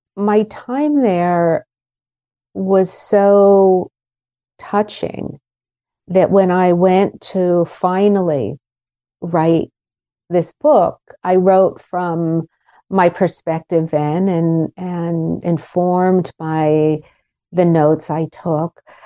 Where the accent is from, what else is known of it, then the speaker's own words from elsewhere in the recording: Pittsburgh, Pennsylvania, United States; moved away; the adults around me where I grew up in Pittsburgh